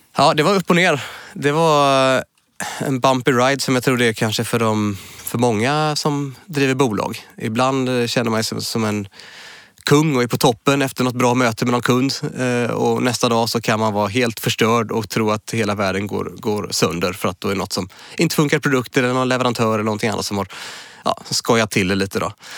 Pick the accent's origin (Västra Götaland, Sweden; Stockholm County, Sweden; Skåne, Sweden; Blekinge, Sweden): Västra Götaland, Sweden; Munkedal; accent: Munkedal dialect; moved away as an adult; now in Gothenburg, Sweden; Det är en liten by som heter Munkedal där är jag född och uppväxt. Men flyttade till Göteborg när jag började på Chalmers när jag var 19 år, 97